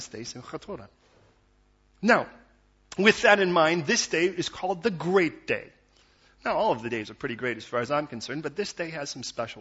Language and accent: English; United States; as an American